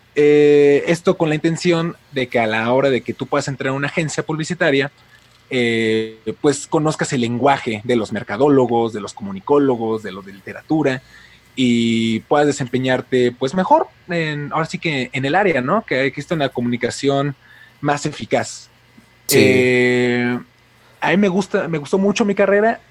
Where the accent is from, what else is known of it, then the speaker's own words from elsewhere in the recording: Mexico City, Mexico; now in Puebla, Mexico; soy de México, actualmente vivo en Puebla, pero soy originario de la Ciudad de México